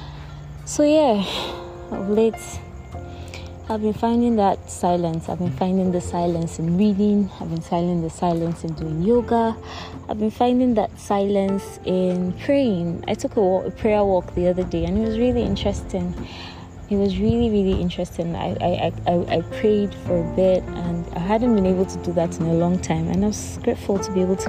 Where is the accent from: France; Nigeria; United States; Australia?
Nigeria; Akwa Ibom; I am a Nigerian living in Nigeria. I'm from Akwa Ibom State